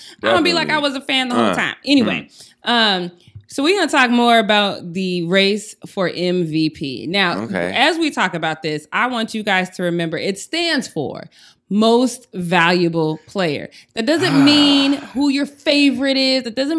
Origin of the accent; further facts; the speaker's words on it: Denver, Colorado, United States; And I'm from Denver.